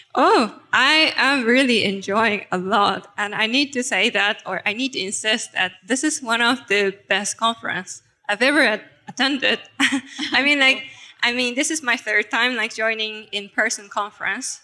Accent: Japan; now in Germany; I'm originally from Japan, but living in Germany.

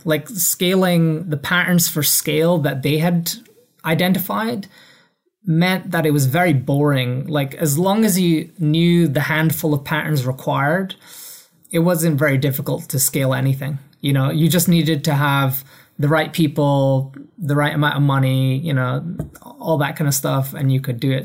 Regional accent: Edinburgh, Scotland, United Kingdom; moved away as an adult; also born or lived in London; I grew up in Edinburgh, Scotland

